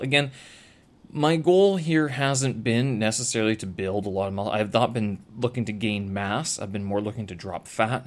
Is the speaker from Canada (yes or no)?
yes; Canada; moved away as an adult; now in China; I have a Canadian passport.